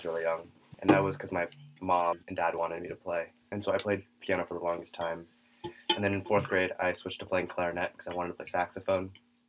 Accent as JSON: {"language": "English", "town": "Denver", "region": "Colorado", "country": "United States", "said": "I'm also a freshman. I'm from Denver, Colorado, and I play guitar."}